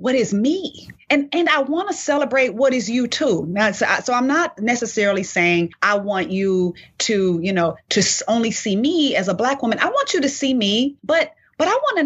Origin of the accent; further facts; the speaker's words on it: Inglewood, California, United States; accent: African-American vernacular; first language African-American Vernacular English; moved away; I'm from Inglewood, but my neighborhood was predominantly Black